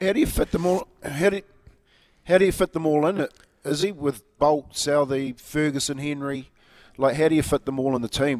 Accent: Taranaki, New Zealand; my hometown, in Taranaki

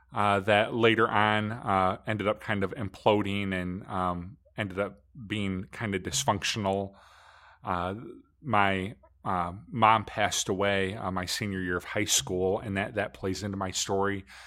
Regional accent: Michigan, United States; I grew up, just like Scott did, I grew up in Michigan

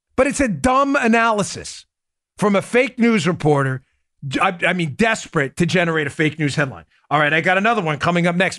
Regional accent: New York, United States; I grew up in New York

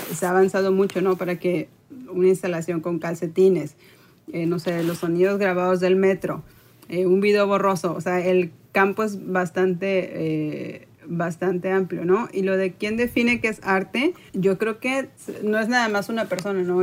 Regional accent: Tampico, Tamaulipas, Mexico; also born or lived in Monterrey; yo soy de Tampico, Tamaulipas, y eh, no es una ciudad que tenga museos de arte

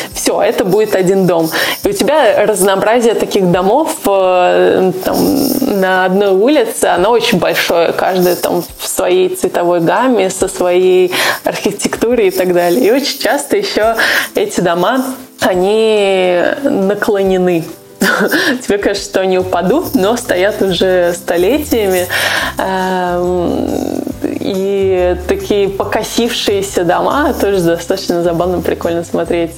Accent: Urals, Russia; moved away; я родилась просто на Урале

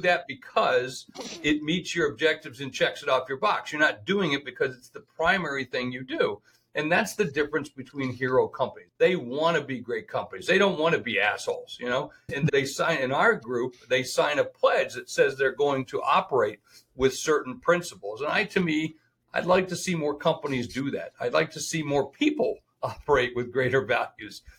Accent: Sioux Falls, South Dakota, United States; my hometown of Sioux Falls

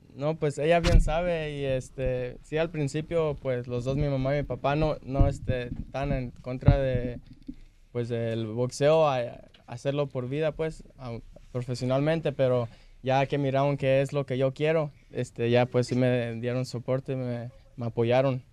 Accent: Salinas, California, United States; moved away; Vengo de Salinas, California

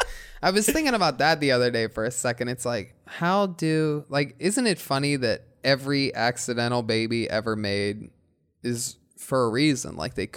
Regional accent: Midwest, United States; now in California, United States

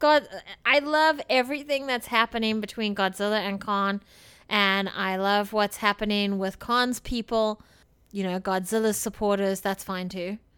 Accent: South Africa; I come from South Africa where tap water has a lot of issues

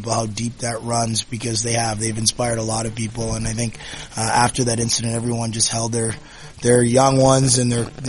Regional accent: Toronto, Ontario, Canada; growing up in Toronto

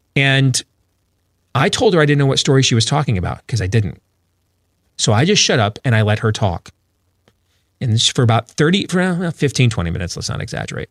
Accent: Michigan, United States; in my home state of Michigan right now

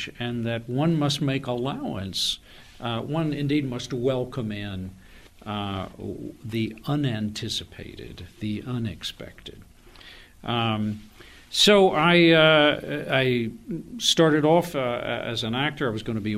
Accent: Austin, Texas, United States; also born or lived in North Carolina; I am a Tar Heel by birth, but a Texan by adoption. I grew up in Austin

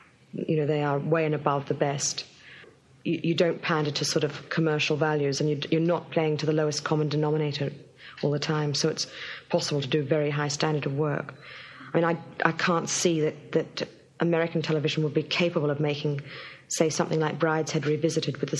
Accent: Brisbane, Queensland, Australia; moved away; where I grew up in Brisbane

